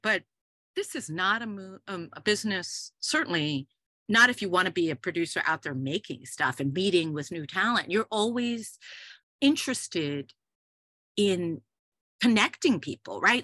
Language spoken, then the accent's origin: English; New York City, New York, United States; I've had a number of homes growing up, but primarily I grew up in New York City.